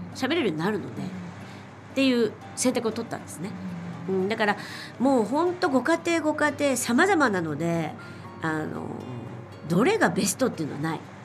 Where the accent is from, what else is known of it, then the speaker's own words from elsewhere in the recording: Japan; now in China; 日本に育って、はい生まれ育ってめっちゃ日本人